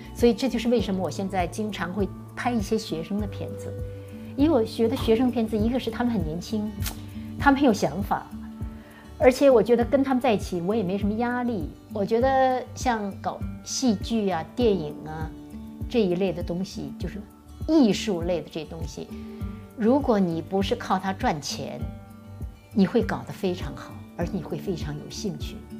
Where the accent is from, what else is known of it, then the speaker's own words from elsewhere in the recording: Northeast China, China; accent: Northeastern dialect; moved away as an adult; also born or lived in Shanghai; now in Los Angeles, United States; 用我们东北话说